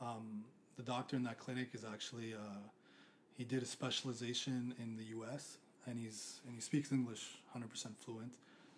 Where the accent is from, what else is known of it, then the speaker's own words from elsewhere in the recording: Montreal, Quebec, Canada; moved away as an adult; now in Japan; even my hometown Montreal